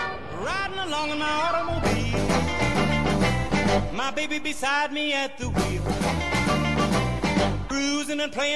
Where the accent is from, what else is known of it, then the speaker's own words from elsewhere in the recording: New York City, New York, United States; I grew up on in Manhattan. I'm still living in the same location.